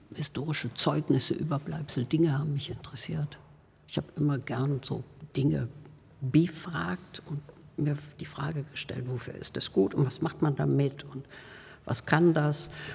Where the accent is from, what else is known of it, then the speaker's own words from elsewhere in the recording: North Rhine-Westphalia, Germany; moved away; ich bin ja auf dem Land geboren in Westfalen und ähm, bin äh, dort auch auf dem Land in eine äh, Schule äh, gegangen